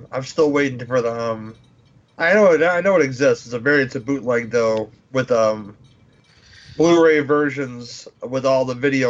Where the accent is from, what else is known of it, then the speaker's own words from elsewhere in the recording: Chicago, Illinois, United States; I'm from Chicago.